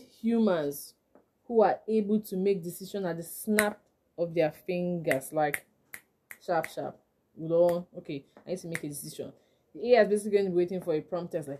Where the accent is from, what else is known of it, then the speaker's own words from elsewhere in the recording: Nigeria; I'm a Nigerian intellectual property lawyer